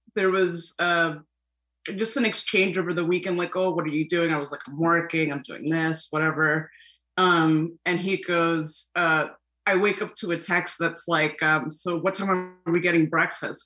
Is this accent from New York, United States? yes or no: yes; New York City, New York, United States; I'm from Flushing